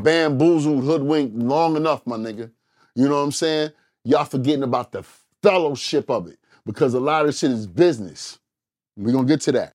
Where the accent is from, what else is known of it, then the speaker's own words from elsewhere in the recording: Englewood, New Jersey, United States; we're from Inglewood, New Jersey